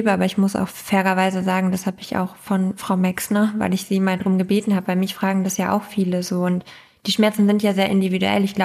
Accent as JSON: {"language": "German", "area": "East Frisia", "region": "Lower Saxony", "country": "Germany", "also_born_or_lived": "Berlin", "moved": "as an adult"}